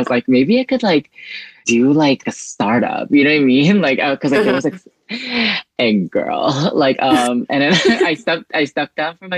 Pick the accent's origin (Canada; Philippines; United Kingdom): Philippines; Central Visayas; now in Los Angeles, United States; I'm originally from the Philippines, but I have been living in the U.S. for like God knows how long. So yeah, I'm from an island called Cebu.